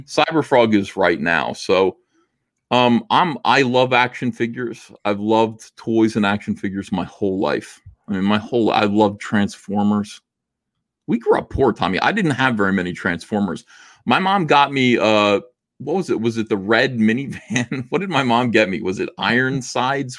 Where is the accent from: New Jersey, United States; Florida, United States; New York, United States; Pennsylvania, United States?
New Jersey, United States; I'm from New Jersey